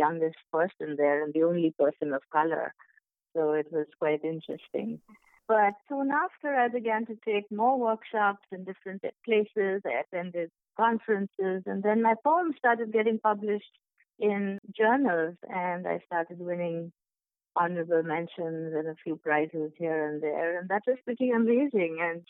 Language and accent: English; Kolkata, West Bengal, India; moved away as an adult; also born or lived in Mumbai / Chicago; now in United States; I'm from India, as you know. I was born in Mumbai, but my father got a job in Calcutta soon after, so we moved there. And so I lived there for a better part of my life, and I was educated there